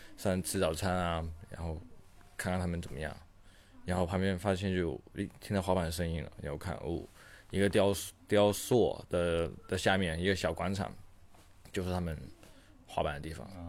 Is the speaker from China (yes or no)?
yes; China; 我是中国人